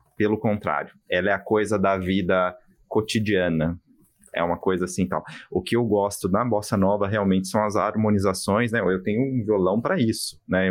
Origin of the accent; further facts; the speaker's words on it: Brazil; eu sou brasileiro